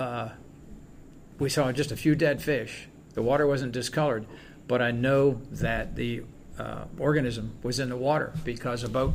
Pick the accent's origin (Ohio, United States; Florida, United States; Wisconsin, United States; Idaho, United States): Florida, United States; Clearwater; born or raised there